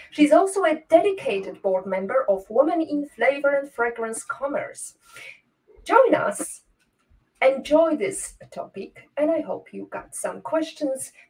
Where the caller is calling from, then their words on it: Toruń, Kuyavian-Pomeranian Voivodeship, Poland; English is a second language; I'm joining from Torun today. It's a bit rainy